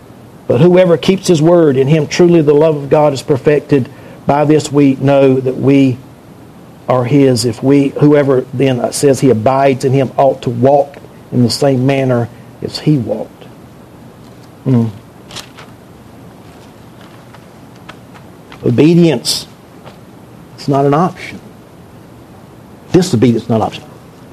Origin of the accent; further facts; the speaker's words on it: North Carolina, United States; I grew up in eastern part of the state.